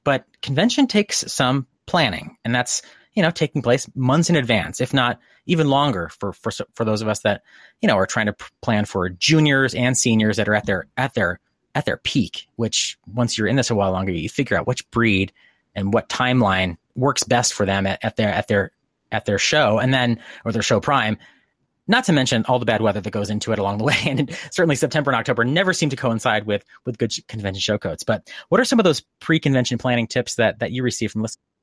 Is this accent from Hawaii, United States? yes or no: no; Connecticut, United States; moved away; I grew up in Connecticut, um, in, you know, small New England town